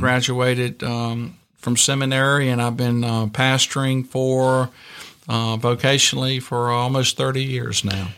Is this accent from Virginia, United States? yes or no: yes; Virginia, United States; I grew up in Virginia in small town, rural Virginia